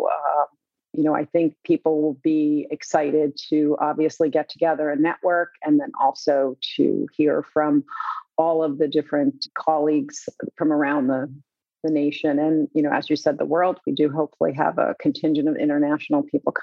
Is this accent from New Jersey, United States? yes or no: yes; New Jersey, United States; it is in my home state.